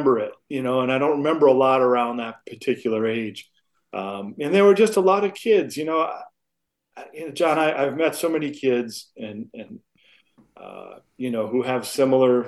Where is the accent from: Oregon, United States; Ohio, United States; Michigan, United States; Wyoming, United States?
Michigan, United States; Flint; I grew up in Michigan, in Flint, Michigan